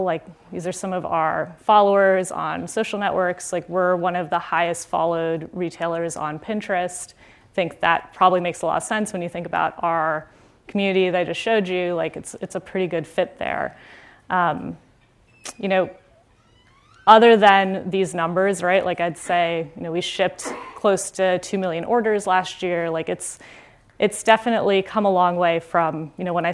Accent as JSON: {"language": "English", "area": "near Fort Lauderdale", "region": "South Florida", "country": "United States", "tie": "born or raised there", "also_born_or_lived": "Pittsburgh", "moved": "as an adult", "said": "I grew up in South Florida, in a suburb near Fort Lauderdale"}